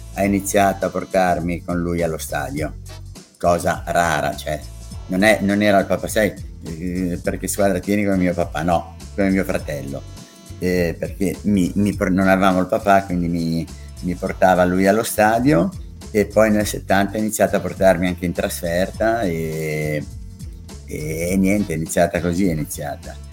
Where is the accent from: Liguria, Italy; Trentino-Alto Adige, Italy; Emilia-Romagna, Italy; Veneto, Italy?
Liguria, Italy; Genoa; io sono eh, nato a Rivarolo, ma per sbaglio, e a, al Celesia, perché i miei abitavano là, ma sono di Piazza Paolo da Novi